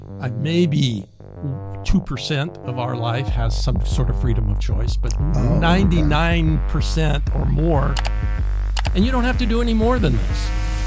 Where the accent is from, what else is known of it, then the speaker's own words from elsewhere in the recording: Los Angeles, California, United States; So, you know, life's good growing up in Los Angeles in the church. It was really great.